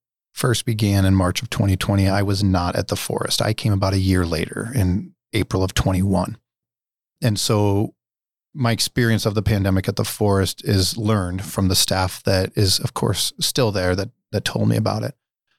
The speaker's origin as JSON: {"language": "English", "region": "Nebraska", "country": "United States", "tie": "born or raised there", "said": "I was raised in the Dundee neighborhood. I went to Fontenelle as a kid and Neil Woods as a kid."}